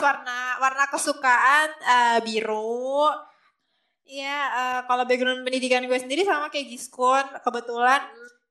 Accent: Jakarta, Indonesia; now in Depok, Indonesia; gue itu lahirnya di Jakarta

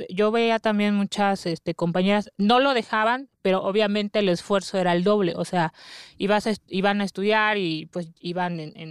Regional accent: Oaxaca, Mexico; Bueno, eh, yo soy de Oaxaca

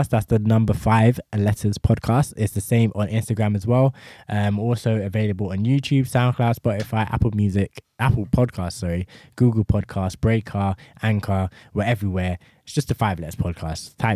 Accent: Tottenham, London, United Kingdom; Man, I'm from Tottenham

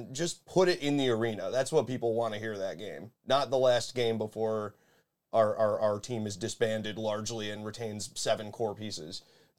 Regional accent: Buffalo, New York, United States; we're from Buffalo.

